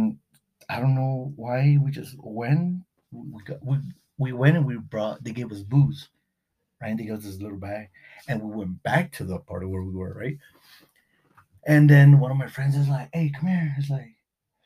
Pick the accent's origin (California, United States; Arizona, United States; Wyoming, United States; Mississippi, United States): California, United States; Beverly Hills; growing up in Beverly Hills